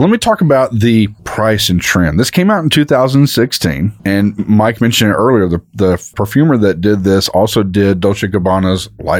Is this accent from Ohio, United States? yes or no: no; Texas, United States; I'm a Texan